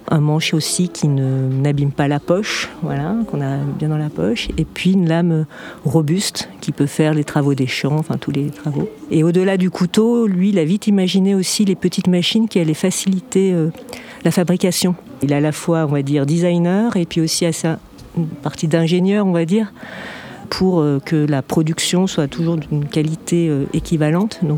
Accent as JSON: {"language": "French", "country": "France", "said": "Et moi, je suis française. Je suis la directrice marketing de la société."}